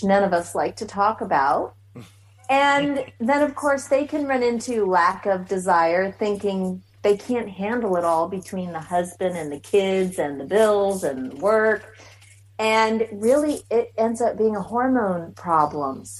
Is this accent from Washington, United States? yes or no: yes; Seattle, Washington, United States; moved away as an adult; now in McAllen, United States; I'm originally from Seattle, born and raised